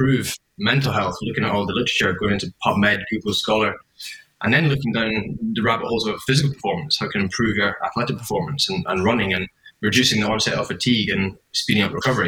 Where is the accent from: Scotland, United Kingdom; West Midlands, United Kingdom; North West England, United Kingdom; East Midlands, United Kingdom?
Scotland, United Kingdom; Edinburgh; also born or lived in London; now in Sydney, Australia; I'm originally from Edinburgh. I live in Sydney now